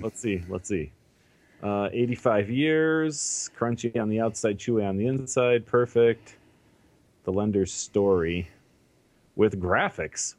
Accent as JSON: {"language": "English", "town": "Chicago", "region": "Illinois", "country": "United States", "tie": "born or raised there", "said": "I, I grew up in Chicago"}